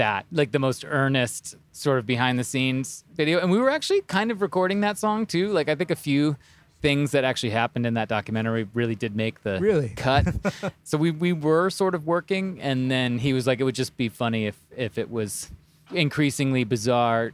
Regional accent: near Chicago, Illinois, United States; also born or lived in Wisconsin; Actually born in Wisconsin. I'm a little bit of like moved around, but I mostly grew up near Chicago and then moved into the city of Chicago

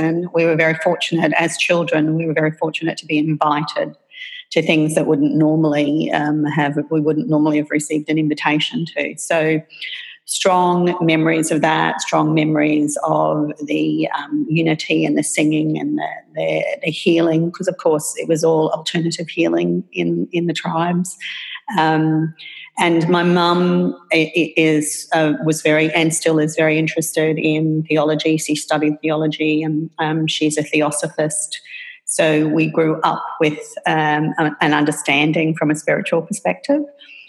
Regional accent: Papua New Guinea; accent: Australian; moved away; also born or lived in Australia; So I think everybody can tell by my accent that I'm Australian. And I was born in Australia, but raised in Papua New Guinea. My parents took the decision when we were very, my brother, sister and I were very, very young to move there for my father's work.

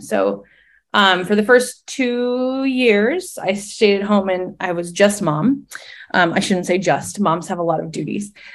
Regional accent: Midwest, United States; moved away as an adult; also born or lived in Minnesota; now in Tallahassee, United States; as a Midwesterner.

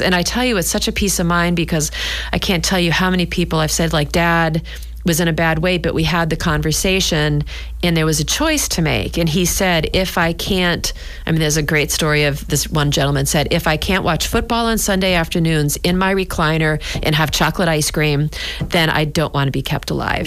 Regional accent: New Hampshire, United States; now in Scituate, United States; I grew up in New Hampshire and we had a summer cottage

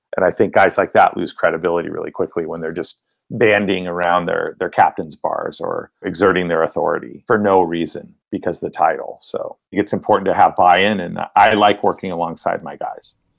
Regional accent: Monterey Bay area, central coast of California, United States; I grew up in the Monterey Bay area, which is in the central coast of California

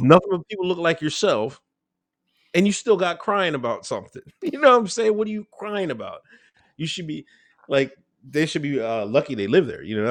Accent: Exton, Pennsylvania, United States; also born or lived in West Chester, Pennsylvania; I grew up in Pennsylvania. Um, majority of the time, little small town, Exton, Pennsylvania.

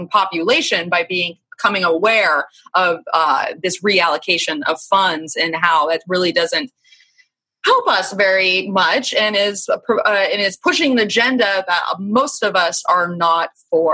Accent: Florida, United States; now in California, United States; because I'm from Florida, so I've been in my fair share of hurricanes

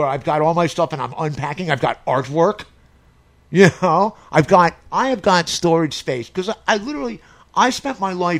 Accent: New York, United States; moved away; I'm from New York.

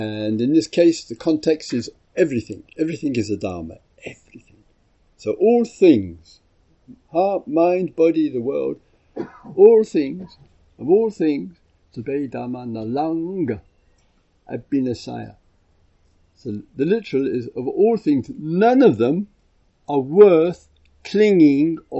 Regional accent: England, United Kingdom; I'm from England

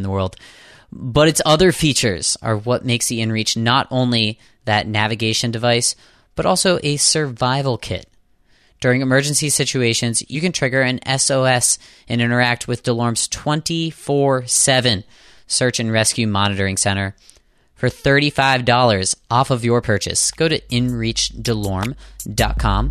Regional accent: Southwestern Pennsylvania, United States; now in Boston, United States; I'm from Southwestern PA. I grew up on a farm

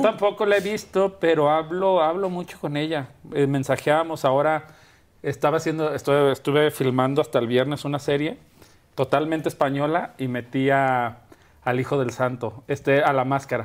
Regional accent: Guadalajara, Jalisco, Mexico; moved away; also born or lived in Culiacán / Mexico City / Madrid; yo nací en Guadalajara y viví toda mi vida en Guadalajara

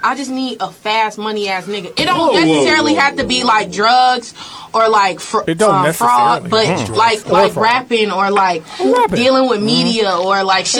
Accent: Chicago, Illinois, United States; I'm from Chicago

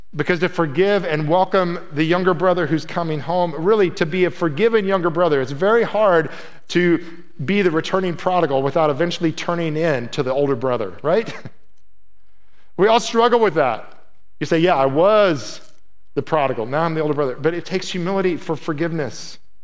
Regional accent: Midwest, United States; moved away; I was from the Midwest.

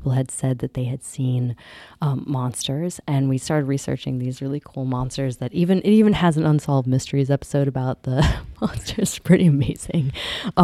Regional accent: upstate New York, United States; I'm Seneca Cayuga from here, from upstate New York area.

